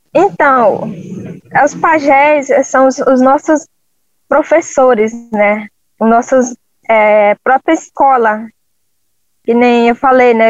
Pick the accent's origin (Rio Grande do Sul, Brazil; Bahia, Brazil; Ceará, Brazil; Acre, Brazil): Acre, Brazil; Jordão River; sou do povo Runicuim, é, da aldeia Chico Curumi, fica no Rio Jordão, né, estado do Acre